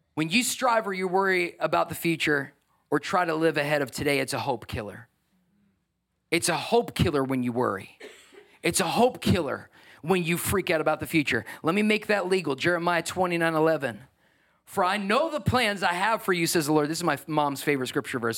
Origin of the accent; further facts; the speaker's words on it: New York, United States; I'm a New Yorker